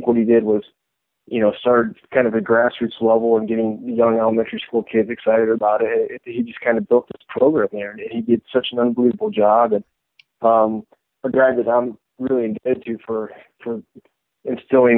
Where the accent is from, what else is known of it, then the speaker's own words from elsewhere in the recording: Northeast Indiana, United States; now in Iowa City, United States; growing up in Northeast Indiana